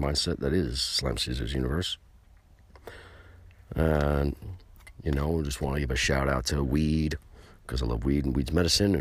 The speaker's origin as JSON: {"language": "English", "region": "New York", "country": "United States", "said": "We're from New York"}